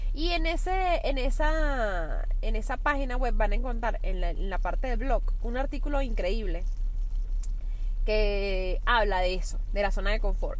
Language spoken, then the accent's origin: Spanish; Venezuela; now in New York, United States; soy una venezolana, con todo lo que eso implica actualmente, viviendo en Nueva York